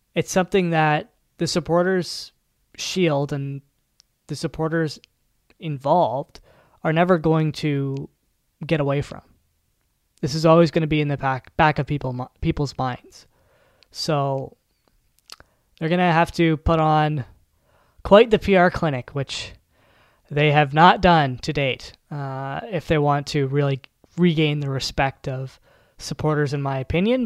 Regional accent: Canada; I'm from Canada

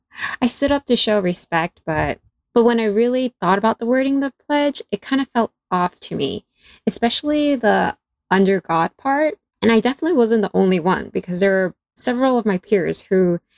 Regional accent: New York City, New York, United States; I am a 1.5 Chinese American, and I grew up in New York City.

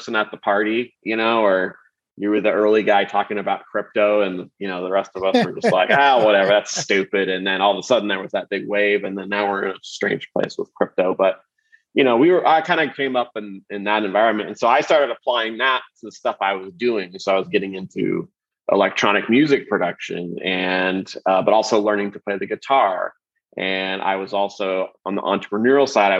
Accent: Kansas City, Missouri, United States; I grew up in Kansas City, Missouri

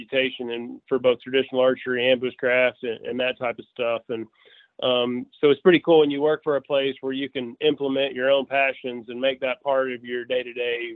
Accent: just outside of Memphis, East Arkansas, United States; So I'm kind of born and raised in Arkansas. I still live in Arkansas. I grew up just outside of Memphis on the Arkansas side in East Arkansas

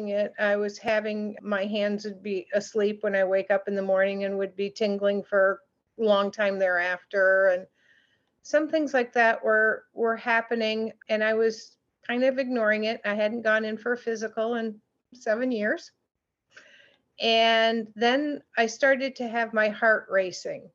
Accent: Grand Rapids, Michigan, United States; moved away as an adult; now in Traverse City, United States; I was born and raised in West Michigan. I am now up in the beautiful area of Traverse City, near that area, but was raised in the Grand Rapids area.

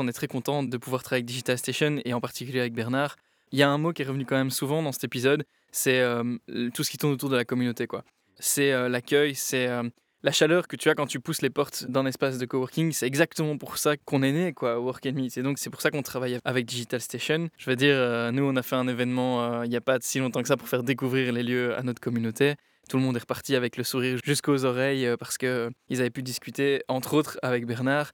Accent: Charleroi, Wallonia, Belgium; Romain et moi, on est, on est Carolo

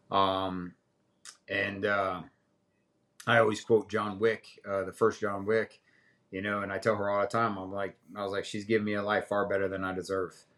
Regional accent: Middletown, Connecticut, United States; also born or lived in Alaska / Wilmington, North Carolina; now in North Carolina, United States; I'm originally from Middletown, Connecticut

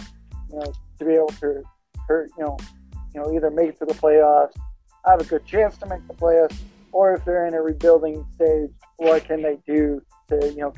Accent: Texas, United States; I'm actually from Texas

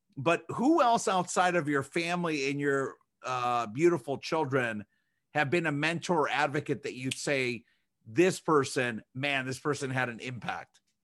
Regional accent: Chicago, Illinois, United States; now in Michigan, United States; we grew up in Chicago

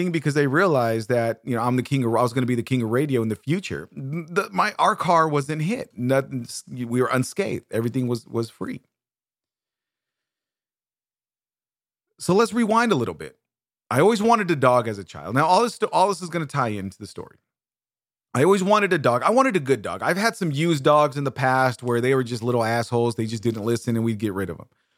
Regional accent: Bakersfield, California, United States; I grew up in Bakersfield, California, on Casino Street, right behind Watts and right on the side of Cottonwood

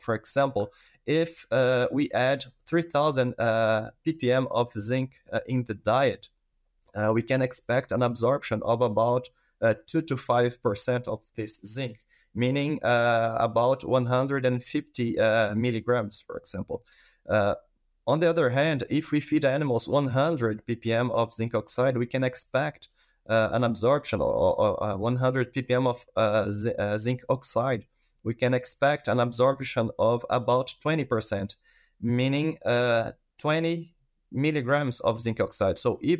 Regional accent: Brazil; English is a second language; moved away as an adult; now in Canada; I am a veterinarian from Brazil, and I did my master in Brazil as well in the field of gut immunology. And then I moved to Canada to do part of my PhD.

